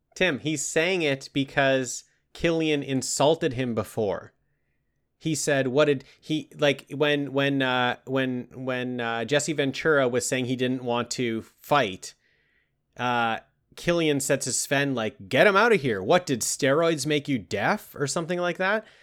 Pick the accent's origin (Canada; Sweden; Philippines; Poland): Canada; we're Canadian boys